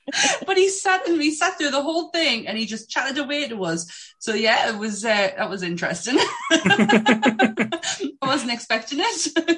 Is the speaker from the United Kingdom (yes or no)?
yes; England, United Kingdom; I'm English.